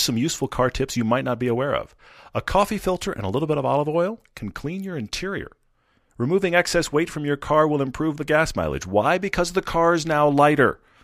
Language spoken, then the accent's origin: English; Texas, United States; now in Utah, United States; I am from Texas